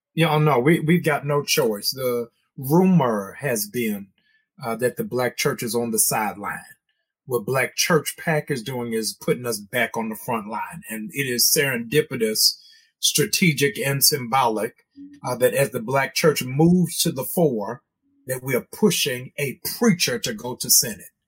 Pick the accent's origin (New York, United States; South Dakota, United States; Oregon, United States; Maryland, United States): Maryland, United States; my home state of Maryland